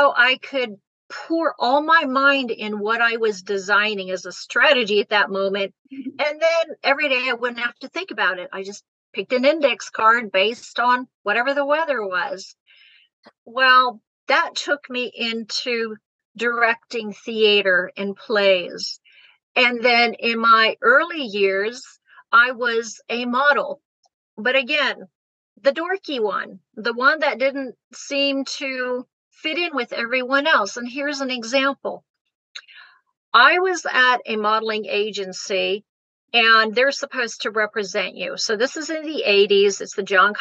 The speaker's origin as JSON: {"language": "English", "country": "Germany", "tie": "born or raised there", "moved": "yes", "lives_now": "United States", "said": "I was born and raised in Germany"}